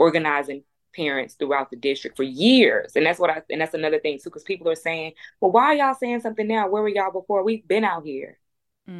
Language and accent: English; Houston, Texas, United States; I'm from Third Ward. I went to Jack Yates